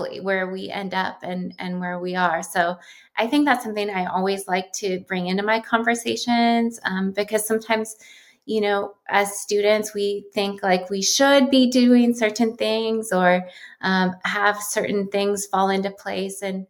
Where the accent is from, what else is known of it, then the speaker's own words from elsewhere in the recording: Columbus, Ohio, United States; moved away as an adult; now in California, United States; I grew up in Columbus, Ohio